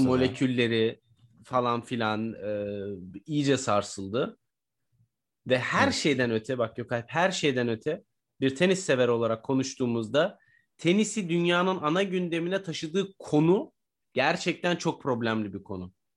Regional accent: Turkey; Türkiye'de yaşayan biri olarak veya Türkiye e, Türk biri olarak

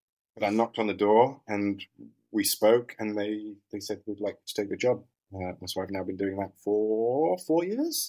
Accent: London, United Kingdom; also born or lived in Leicester; East London.

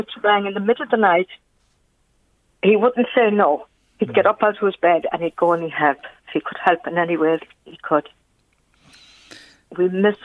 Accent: Mayo, Connacht, Ireland; moved away; Myself and my husband's originally yeah. from Mayo.

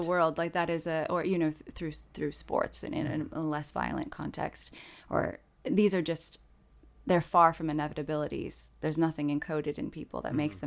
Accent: South Bend, Indiana, United States; South Bend, Indiana, my hometown

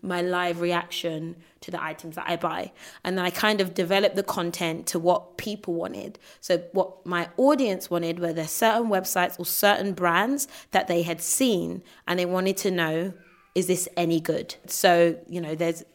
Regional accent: United Kingdom; us in the UK

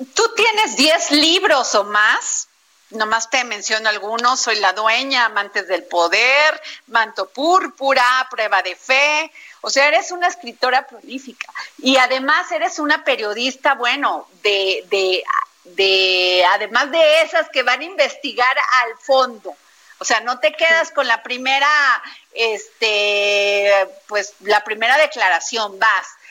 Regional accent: Veracruz, Mexico; mi pueblo, Veracruz

